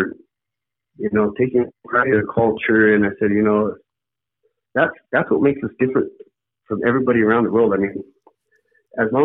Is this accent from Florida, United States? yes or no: no; Lakota country, Rosebud Reservation, South Dakota, United States; I come here from Lakota country